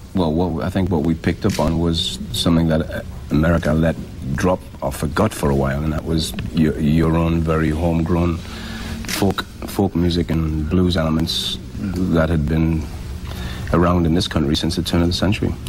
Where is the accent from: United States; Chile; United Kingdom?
United Kingdom; England; moved away; everybody else in my hometown